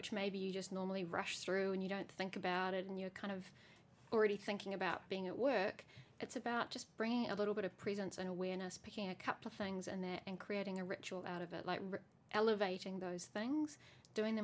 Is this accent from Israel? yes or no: no; New Zealand; I grew up in New Zealand